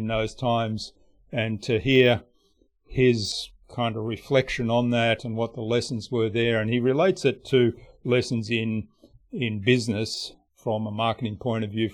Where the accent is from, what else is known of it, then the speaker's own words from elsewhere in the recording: Australia; I'm Australian